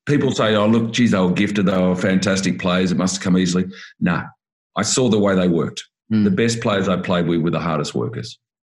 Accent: Sydney, New South Wales, Australia; I was brought up in the Shire, so the Sutherland Shire, okay. and then Cronulla

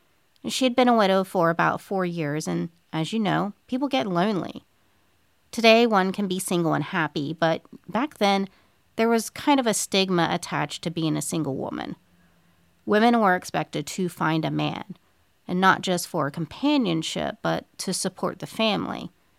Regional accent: Moundsville, West Virginia, United States; This week, I have a very intriguing case with ties to my hometown of Moundsville, West Virginia, which I love, of course.

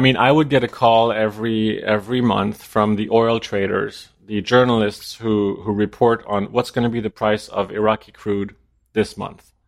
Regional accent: Denmark; moved away; also born or lived in New York; I'm from Denmark

